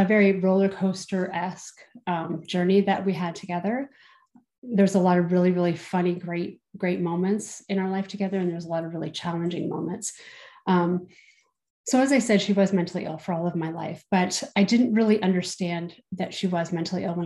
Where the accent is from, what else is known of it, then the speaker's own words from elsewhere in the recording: Southern Ontario, Canada; I'm from Southern Ontario